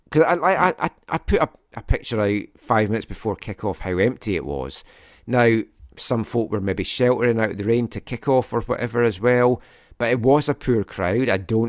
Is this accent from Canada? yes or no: yes; British Columbia, Canada; oh, it's because it's called Vancouver and I'm from the Valley.